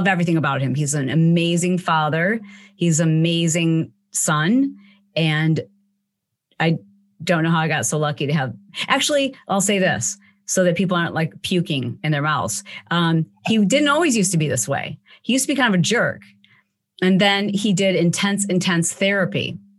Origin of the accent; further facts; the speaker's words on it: Michigan, United States; I grew up in the Midwest in Michigan